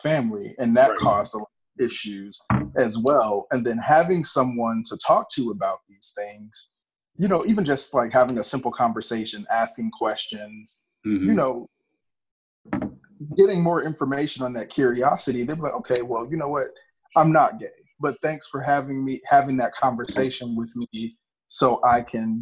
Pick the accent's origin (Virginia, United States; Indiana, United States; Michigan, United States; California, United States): Indiana, United States; Gary; I grew up in Gary, Indiana, so I was around, you know, gang violence my whole life